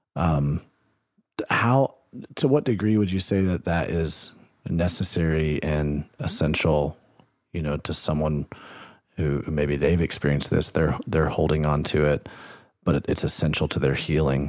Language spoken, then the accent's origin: English; Alabama, United States; my home state, Alabama, where I grew up